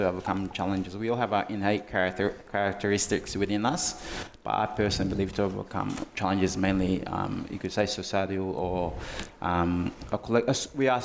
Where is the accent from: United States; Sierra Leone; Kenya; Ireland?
Sierra Leone; also born or lived in Tasmania, Australia; now in Melbourne, Australia; I'm from Sierra Leone